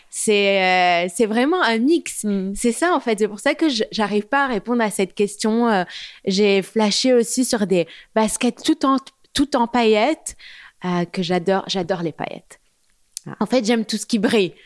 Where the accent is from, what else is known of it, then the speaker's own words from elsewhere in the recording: Beirut, Beirut Governorate, Lebanon; moved away as an adult; also born or lived in London, United Kingdom; now in Paris, France; j'ai grandi à Beyrouth jusqu'à l'âge de 18 ans.